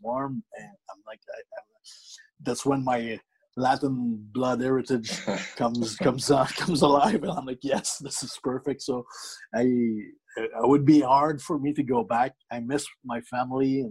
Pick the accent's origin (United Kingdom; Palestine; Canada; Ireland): Canada; moved away as an adult; now in Dallas, United States; everybody knows we're from Canada, and it's always advertised that …'s Canadian everywhere we go. It's important to us. We're proud Canadians.